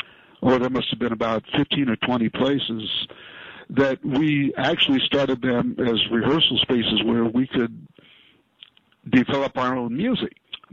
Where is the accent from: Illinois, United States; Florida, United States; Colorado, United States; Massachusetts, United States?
Illinois, United States; Chicago; now in New York, United States; I'm a percussionist. I'm originally from Chicago.